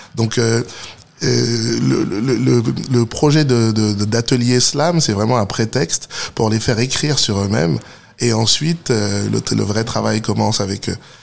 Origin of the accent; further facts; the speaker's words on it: Stains, Île-de-France, France; j'ai grandi à Stein dans le 93, euh, juste à côté de Saint-Denis